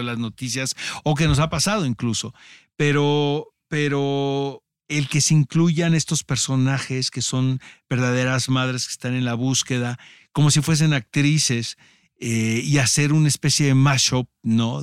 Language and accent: Spanish; Mexico; nosotros como mexicanos